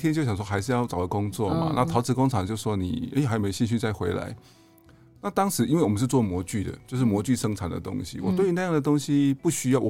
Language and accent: Chinese; Taiwan; 原因是因为我不想让日本人看到我们台湾人就把一个文化的旧址就埋在高速公路的底下，对他们讲是不可思议的，怎么会是这个样子？